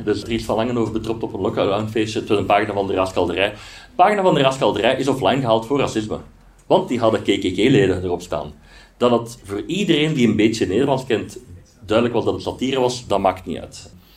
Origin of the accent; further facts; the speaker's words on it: Aarschot, Flanders, Belgium; ik ben van Aarschot